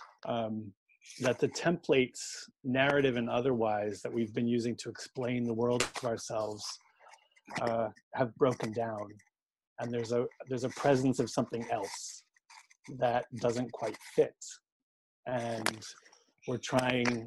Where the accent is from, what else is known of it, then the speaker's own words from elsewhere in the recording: Boston, Massachusetts, United States; moved away as an adult; also born or lived in Exeter, United Kingdom; now in Oxford, United Kingdom; growing up in Boston